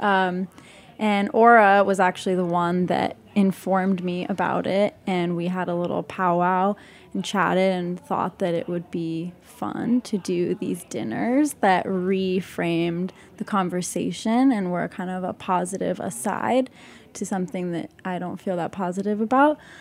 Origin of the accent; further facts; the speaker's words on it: Salt Lake City, Utah, United States; moved away as an adult; also born or lived in West Bank, Palestine; now in New York, United States; I grew up in Utah and in the West Bank